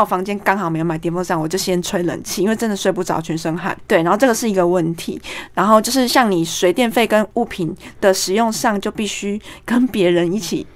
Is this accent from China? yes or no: no; Taipei, Taiwan; also born or lived in Tokyo; 因为从小就是台北生长大的